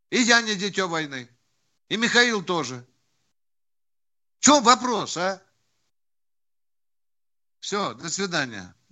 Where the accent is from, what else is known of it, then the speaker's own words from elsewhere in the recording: Germany; born there; Но я родился в Германии